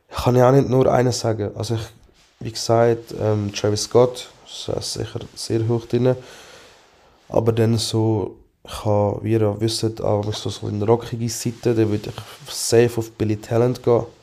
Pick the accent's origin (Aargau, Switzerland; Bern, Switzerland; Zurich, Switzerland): Aargau, Switzerland; ich lege oft weiße Socken an, weil ich finde, halt als Aargauer ist das halt wichtig.